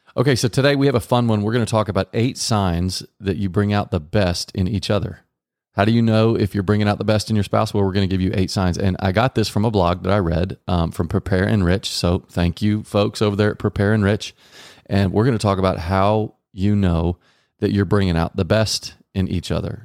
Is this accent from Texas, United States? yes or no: yes; Texas, United States; Growing up in Texas